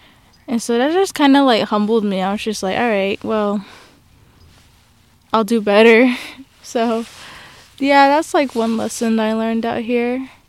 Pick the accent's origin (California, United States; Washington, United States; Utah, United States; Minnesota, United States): Utah, United States; Salt Lake City; And I am from Utah, Salt Lake, Utah. My dad's side comes from, like, the Grand Canyon. And then my mom's side comes from Four Corners.